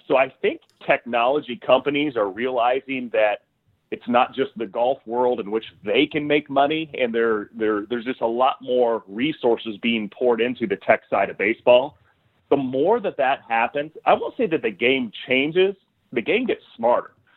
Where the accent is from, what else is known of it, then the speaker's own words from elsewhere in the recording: Southern Illinois, United States; growing up in Southern Illinois